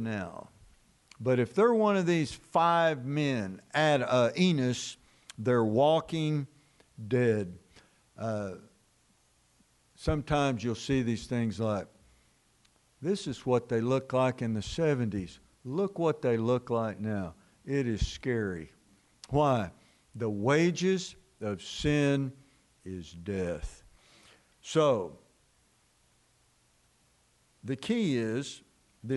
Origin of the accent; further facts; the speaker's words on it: Dallas, Texas, United States; we grew up in Dallas, the Metroplex